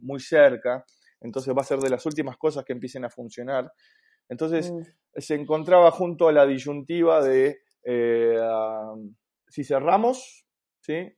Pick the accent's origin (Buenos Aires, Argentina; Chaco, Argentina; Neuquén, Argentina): Buenos Aires, Argentina; moved away as an adult; also born or lived in La Plata, Argentina; now in Santiago, Chile; soy argentino de Buenos Aires